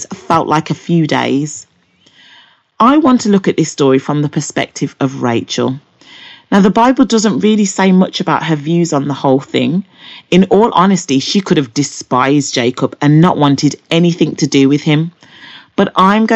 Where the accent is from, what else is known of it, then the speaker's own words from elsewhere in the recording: Birmingham, West Midlands, United Kingdom; I'm from Birmingham, England.